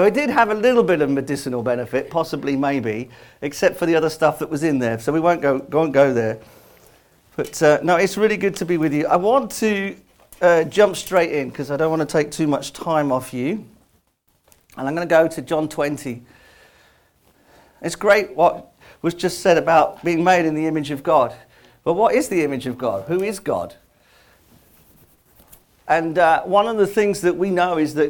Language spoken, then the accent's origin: English; London, United Kingdom; accent: London; moved away as an adult; now in Scarborough, United Kingdom; I'm from London anyway, so you know, you should be able to tell. The longer I spend here, the stronger the accent gets.